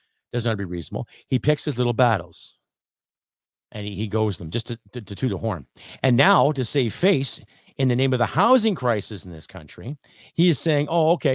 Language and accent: English; Canada; I am Canadian